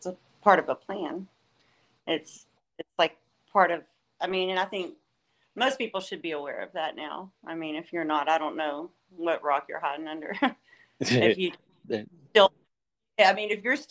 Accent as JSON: {"language": "English", "region": "Southeast Texas", "country": "United States", "said": "I am not from here. I'm here visiting. So I am actually from Southeast Texas"}